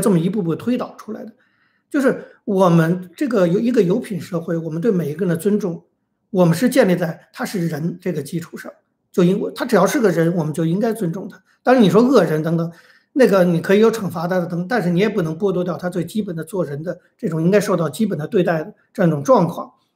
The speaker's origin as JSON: {"language": "Chinese", "country": "China", "said": "因为我们是中国人"}